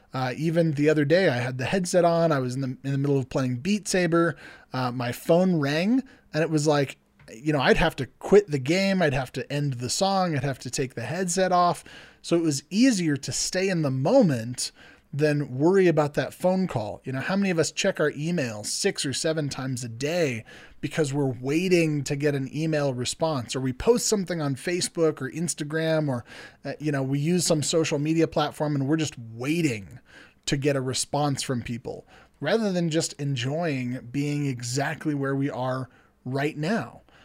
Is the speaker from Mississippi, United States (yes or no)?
no; California, United States; I'm from California